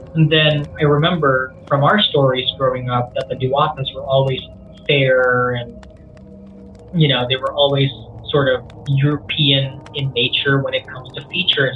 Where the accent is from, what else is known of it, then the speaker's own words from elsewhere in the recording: Abu Dhabi, United Arab Emirates; first language Cebuano; English is a second language; moved away; also born or lived in Philippines / Australia; growing up in Abu Dhabi in your seventh floor flat in the middle of the Middle East